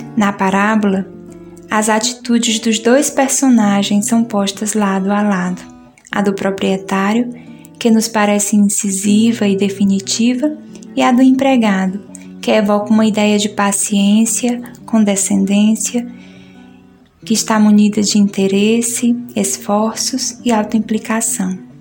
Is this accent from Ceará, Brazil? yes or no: yes; Ceará, Brazil; now in Recife, Brazil; sou cearense